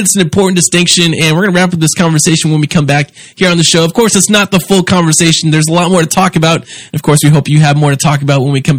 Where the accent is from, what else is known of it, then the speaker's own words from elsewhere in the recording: United States; even as an American